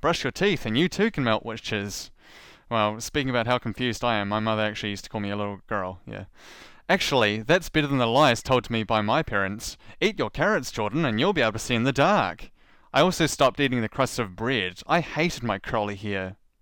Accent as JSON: {"language": "English", "country": "New Zealand", "accent": "New Zealand", "said": "my New Zealand accent"}